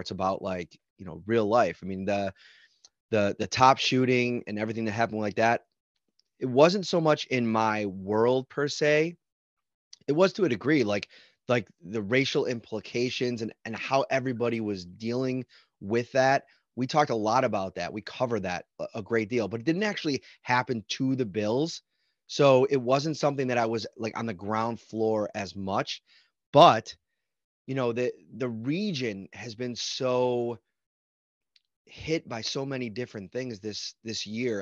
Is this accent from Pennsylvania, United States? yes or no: no; Buffalo, New York, United States; I grew up in Buffalo